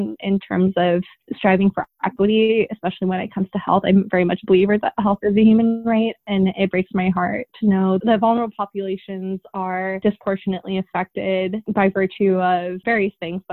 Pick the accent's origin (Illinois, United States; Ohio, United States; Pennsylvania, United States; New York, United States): New York, United States; Long Island; also born or lived in Queens, New York; I was born in Queens. And then my parents actually moved us to Long Island